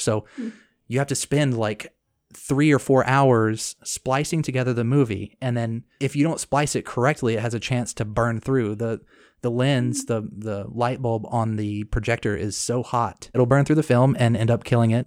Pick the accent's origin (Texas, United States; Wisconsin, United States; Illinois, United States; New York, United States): Texas, United States; Cedar Park; also born or lived in Corsicana, Texas / Waco, Texas / Lubbock, Texas / Dallas, Texas; I grew up in Cedar Park, Texas, which is right outside of Austin. And then after fifth grade, I moved to a little podunk down, town called Corsicana, Texas. And I finished high school there